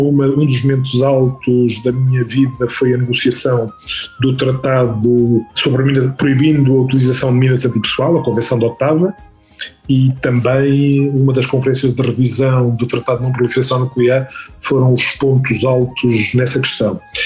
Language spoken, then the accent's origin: Portuguese; Figueira da Foz, Centro, Portugal; moved away as an adult; also born or lived in Coimbra / Angola; now in Caracas, Venezuela; fiz praticamente toda a minha juventude na Figueira da Foz, fiz lá o liceu